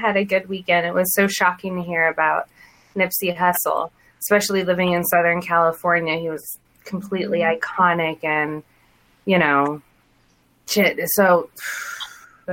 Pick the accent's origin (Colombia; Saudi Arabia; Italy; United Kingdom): Saudi Arabia; moved away; I was born and raised in Saudi Arabia.